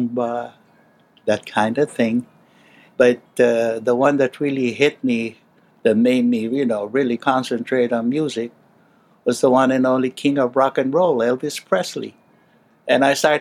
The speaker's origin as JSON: {"language": "English", "town": "Manila", "region": "Metro Manila", "country": "Philippines", "tie": "born or raised there", "said": "by the time I was 11 years old, that's when my father passed away, and I started growing up in Manila"}